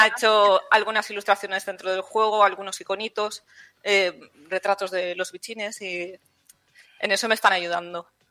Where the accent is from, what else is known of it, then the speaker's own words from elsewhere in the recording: Palau-solità i Plegamans, Catalonia, Spain; moved away as an adult; also born or lived in Mataró; now in Villena, Spain; yo he estudiado y soy de Cataluña. Yo estudié en Mataró, en la Tecnocampus, que es de la Pompeu Fabra, y yo soy de un pueblecillo de, Palau de Plegamans.